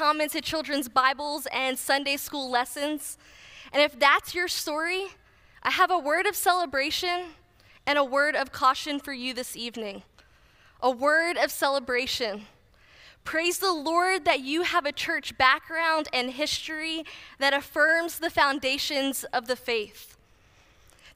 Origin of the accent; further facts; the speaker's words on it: New Jersey, United States; moved away as an adult; also born or lived in Kentucky; I grew up in New Jersey